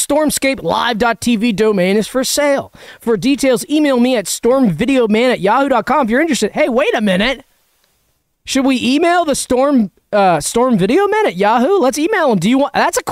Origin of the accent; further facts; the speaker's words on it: Georgia, United States; We're tornado boys because we're from Georgia, the flat Georgia.